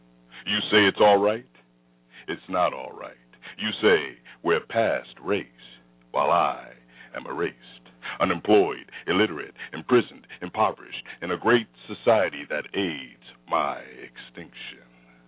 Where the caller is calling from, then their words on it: Florida, United States; from Central Florida.